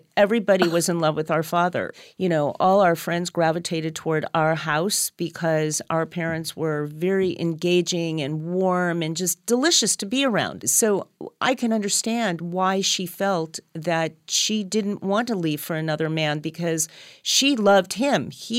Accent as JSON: {"language": "English", "town": "Los Angeles", "region": "California", "country": "United States", "tie": "born there", "said": "And then 3.5 years later, I was born here in Los Angeles."}